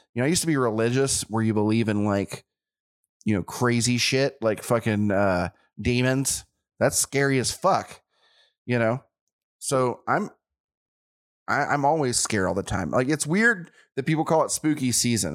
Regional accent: Chattanooga, Tennessee, United States; born or raised there

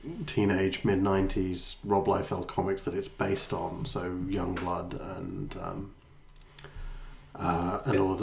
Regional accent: Ireland; I'm Irish

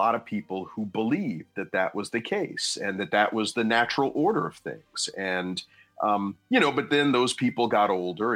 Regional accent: New Jersey, United States; my home state of New Jersey

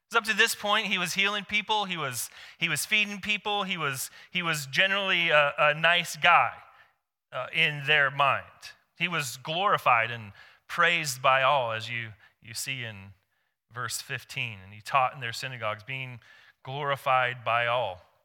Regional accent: Seattle, Washington, United States; now in Corvallis, United States; I come from Seattle.

